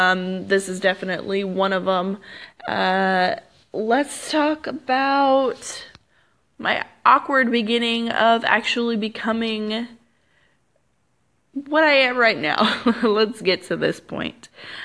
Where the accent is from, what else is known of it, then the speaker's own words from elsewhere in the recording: California, United States; also born or lived in Arizona; No, I'm not. I am from California, and that's a big old fun long life story in itself to explain why I've moved around so much in my life.